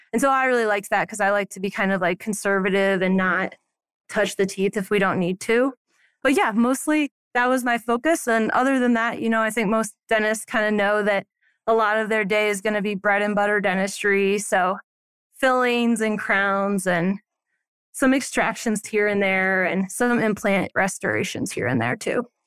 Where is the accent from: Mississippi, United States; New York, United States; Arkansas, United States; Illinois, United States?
Illinois, United States; Alton; now in Silverthorne, United States; I grew up in a small town called Alton that's kind of like a suburb of Saint Louis